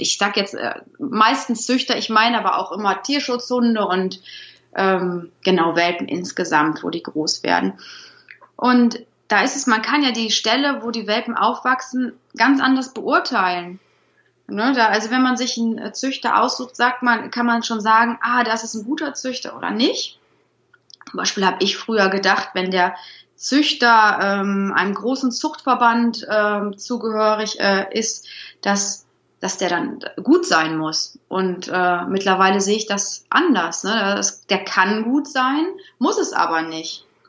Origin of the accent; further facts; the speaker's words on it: Troisdorf, North Rhine-Westphalia, Germany; Ich komme aus Troisdorf, das ist direkt hinter Bonn. Ich wohne hier mit Mann, Sohn und unseren drei Hunden